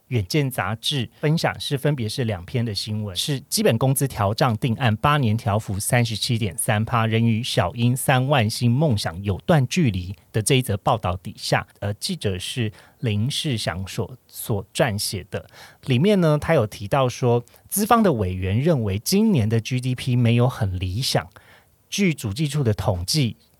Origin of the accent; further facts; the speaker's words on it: Kaohsiung, Taiwan; moved away; 我是身为高雄人